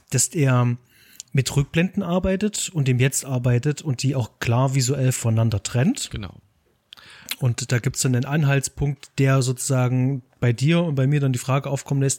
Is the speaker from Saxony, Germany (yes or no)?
yes; Leipzig, Saxony, Germany; Ich bin als Leipziger auf den Film gestoßen, weil Tom Straller ein Leipziger Filmemacher mhm. ist und da kommt man tatsächlich nicht drum rum.